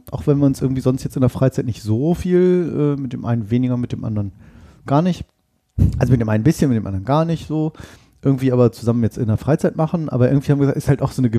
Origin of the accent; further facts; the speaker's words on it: Oldenburg, Lower Saxony, Germany; Das sagt man in meiner Heimat, ja. Tatsächlich, in meiner Heimatstadt Oldenburg sagt man ja immer Moin, Moin zu jeder Tages- und Nachtzeit.